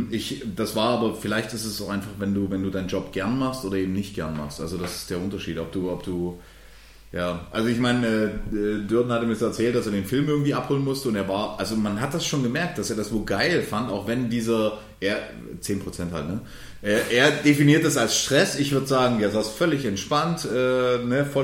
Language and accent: German; Dresden, Saxony, Germany; ich als Ossi, der nun echt in Dresden